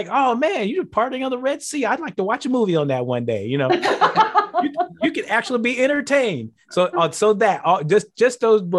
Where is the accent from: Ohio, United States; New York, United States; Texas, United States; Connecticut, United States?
Texas, United States; Houston; also born or lived in Kansas City; now in Green Bay, United States; Houston, where my hometown has been for a while